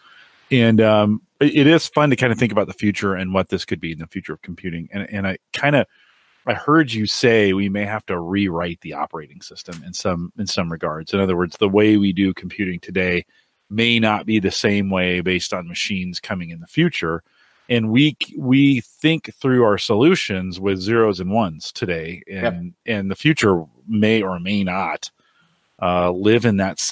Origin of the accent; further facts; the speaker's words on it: San Jose, California, United States; moved away; I grew up in San Jose